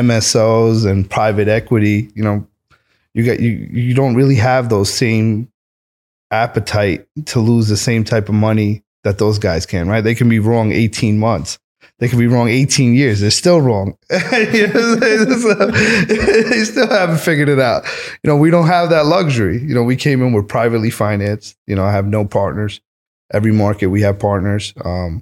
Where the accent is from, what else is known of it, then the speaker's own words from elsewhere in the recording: New York City, New York, United States; moved away as an adult; also born or lived in Oklahoma / California; being in Queens, being born and bred there